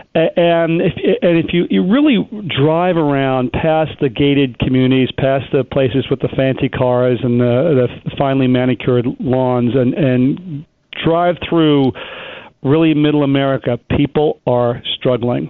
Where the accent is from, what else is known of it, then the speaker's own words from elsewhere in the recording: Long Island, New York, United States; now in Manhattan, United States; the area I grew up on in Long Island